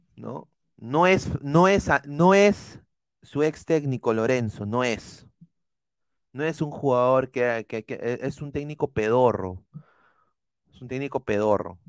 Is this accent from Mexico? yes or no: no; Peru; como peruano